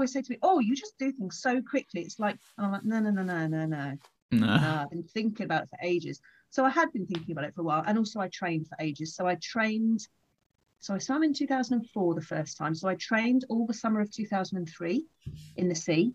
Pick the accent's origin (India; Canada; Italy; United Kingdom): United Kingdom; Folkestone, South East England; I'm back where I grew up in Folkestone